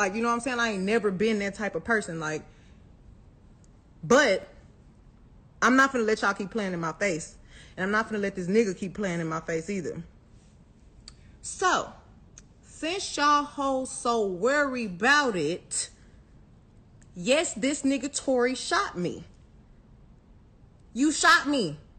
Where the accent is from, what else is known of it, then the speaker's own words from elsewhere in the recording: Houston, Texas, United States; Like, I'm from Houston. I'm from the motherfucking South Side.